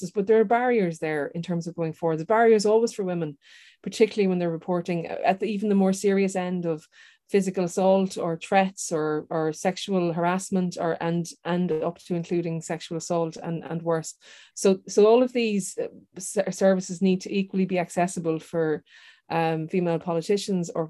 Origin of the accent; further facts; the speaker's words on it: Ireland; growing up in Ireland, having a uh, um, a, a, descendancy that's from outside of Ireland and being told to go back home when you're running your election campaign